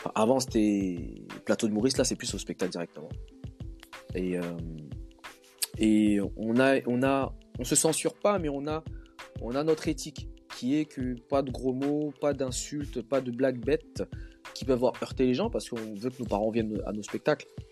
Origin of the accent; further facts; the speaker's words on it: DR Congo; en tant que Congolais